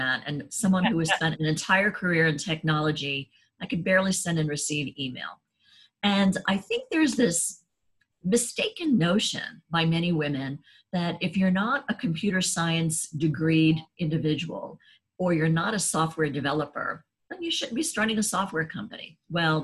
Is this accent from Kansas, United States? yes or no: no; New York City, New York, United States; now in Washington, D.C., United States; I grew up in New York City and I live in downtown Washington, D.C.